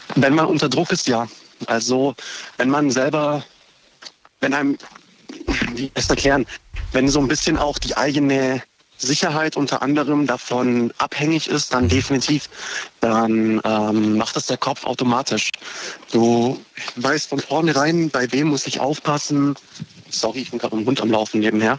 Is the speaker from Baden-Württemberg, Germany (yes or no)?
yes; Horb am Neckar, Baden-Württemberg, Germany; ich komme aus Horb